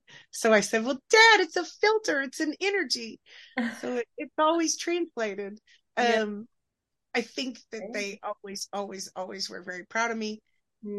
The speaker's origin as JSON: {"language": "English", "region": "Oklahoma", "country": "United States", "tie": "born or raised there", "said": "I grew up in Oklahoma"}